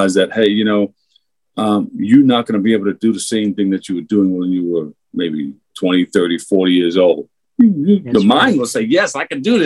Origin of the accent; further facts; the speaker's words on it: New York City, New York, United States; I grew up in Queensbridge Projects.